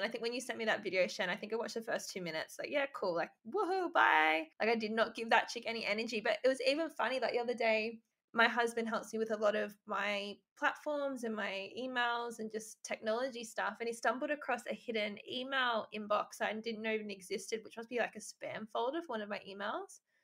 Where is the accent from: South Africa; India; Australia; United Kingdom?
Australia; Albury, New South Wales; moved away as an adult; also born or lived in Gold Coast; I'm from Albury, which isn't really, it's a small town, but it's not actually that small, but everyone knows everyone. And so I, I lived there until I was 18, then moved to the Gold Coast